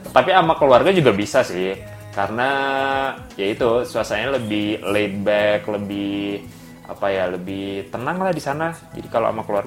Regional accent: Bali, Indonesia; kalau kampung gua kan di Bali juga tuh, di Bali Utara.

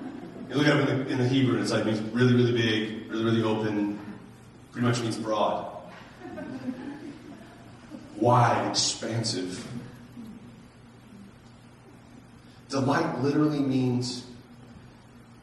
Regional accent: United States; American Christians

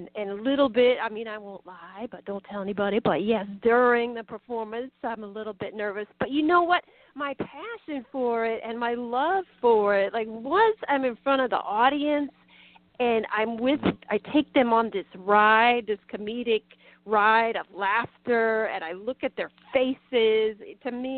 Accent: Colorado, United States; also born or lived in Minnesota; now in New Jersey, United States; when I was growing up in Colorado

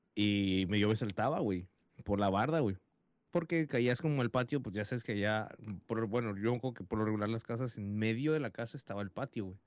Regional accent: United States; aquí en Estados Unidos, mi país natal, donde no, yo nací y crecí

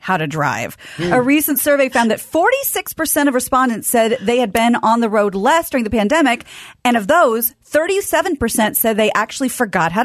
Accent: Midwest, United States; I'm from the suburbs

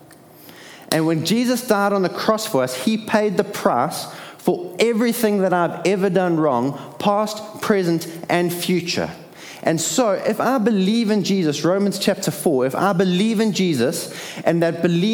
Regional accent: Durban, KwaZulu-Natal, South Africa; I was born in Addington Hospital

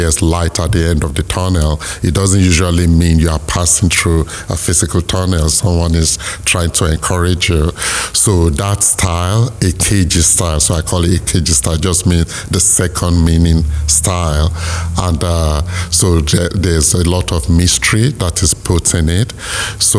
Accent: Nigeria; Nigeria, which is my home country

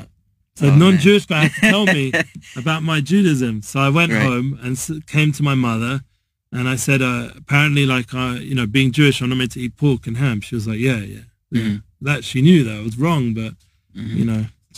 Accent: London, United Kingdom; now in Israel; I'm traditional Jew from North London

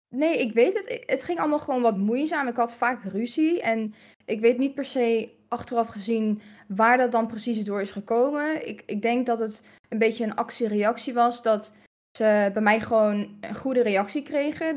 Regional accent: Hilversum, North Holland, Netherlands; born or raised there; also born or lived in Aruba

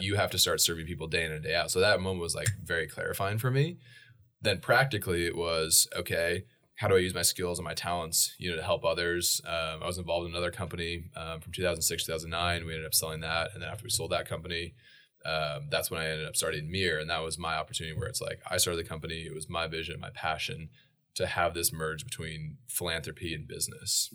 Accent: Boise, Idaho, United States; also born or lived in Portland, Oregon; I was born in Boise, Idaho, uh, and then we moved at age three to Portland, Oregon for four years.

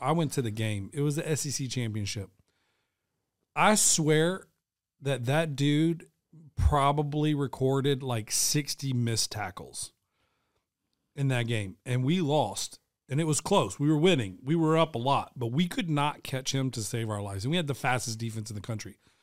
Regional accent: the South, United States; I'm born and raised in the South

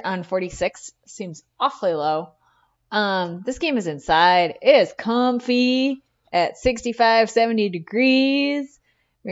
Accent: United States; we grew up on the Minnesota-Wisconsin border

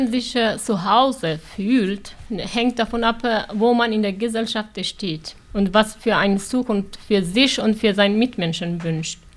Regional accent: Iran; German is a second language; moved away as an adult; now in Germany; Ja, äh, ich komme aus dem Iran. Mit neun Jahren habe ich die islamische Revolution erlebt. Dann musste ich acht Jahre Krieg, Bombardierung, Raketenschüsse erleben. Ich bin als Flüchtlinge nach Deutschland gekommen.

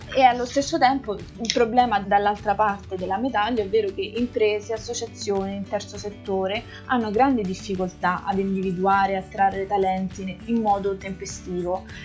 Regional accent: province of Rome, Lazio, Italy; moved away as an adult; now in Brussels, Belgium; sono originaria della provincia di Roma e vivo all'estero ormai dal 2012

